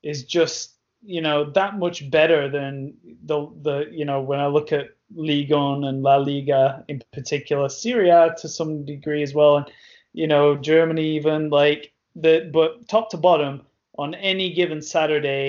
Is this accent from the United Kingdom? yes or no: yes; England, United Kingdom; being an English man